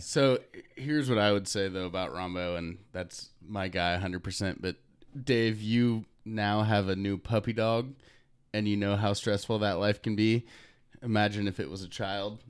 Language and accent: English; Kansas City, United States; I grew up in Kansas City